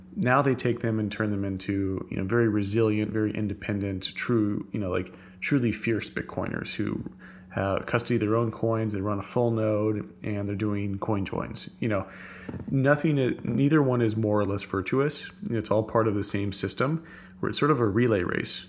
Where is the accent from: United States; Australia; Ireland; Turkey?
United States; Texas; I'm a Texan